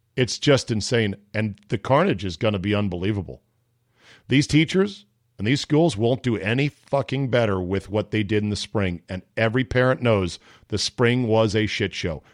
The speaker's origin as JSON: {"language": "English", "area": "Fairfax County", "region": "Virginia", "country": "United States", "tie": "born or raised there", "also_born_or_lived": "Loudoun County, Virginia", "said": "Fairfax County, right next door to us, the county I grew up in in Virginia"}